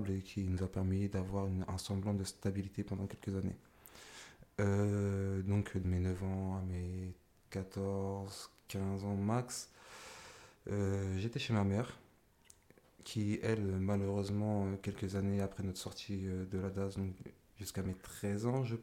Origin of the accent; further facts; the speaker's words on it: Argenteuil, Île-de-France, France; born there; Alors, moi, je suis né à Argenteuil, donc euh, je suis resté là-bas jusqu'à mes 5 ans.